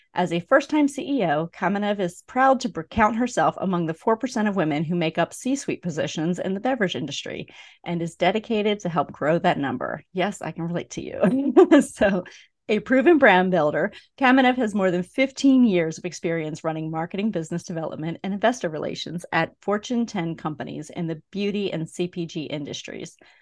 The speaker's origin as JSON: {"language": "English", "region": "Pennsylvania", "country": "United States", "tie": "born or raised there", "moved": "yes", "lives_now": "Georgia, United States", "said": "I grew up in Pennsylvania where beer is sold in package stores."}